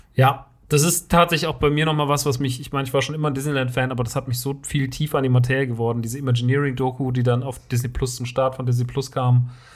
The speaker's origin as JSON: {"language": "German", "town": "Rodgau", "region": "Hesse", "country": "Germany", "tie": "born or raised there", "said": "in Rottgau. Das ist meine Heimat."}